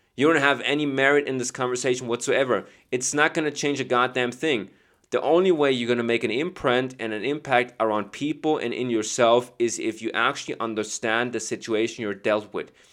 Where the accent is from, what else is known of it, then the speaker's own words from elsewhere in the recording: Chicago, Illinois, United States; I'm from Chicago